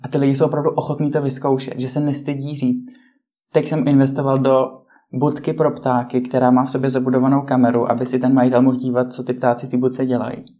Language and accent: Czech; Czechia; jsme vlastně dva z Česka